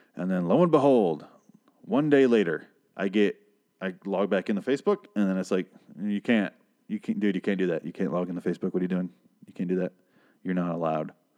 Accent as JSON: {"language": "English", "region": "Michigan", "country": "United States", "moved": "yes", "lives_now": "Arizona, United States", "said": "I am from Michigan"}